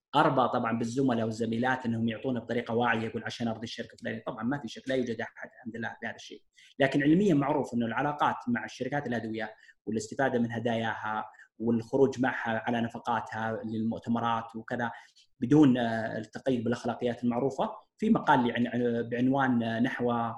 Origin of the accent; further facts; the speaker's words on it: Saudi Arabia; عندنا في السعودية